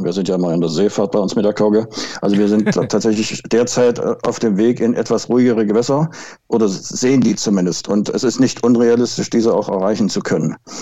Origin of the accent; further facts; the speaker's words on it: Altenburg, Thuringia, Germany; moved away as an adult; also born or lived in Wismar; now in Schwerin, Germany; Ich bin geboren und aufgewachsen in Thüringen, in Altenburg